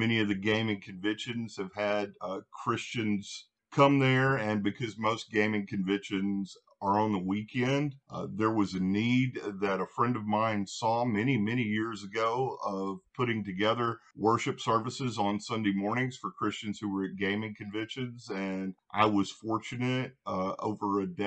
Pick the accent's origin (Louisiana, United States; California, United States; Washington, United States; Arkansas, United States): Louisiana, United States; now in Nashville, United States; Originally, I am from Louisiana. I reside now in Nashville, Tennessee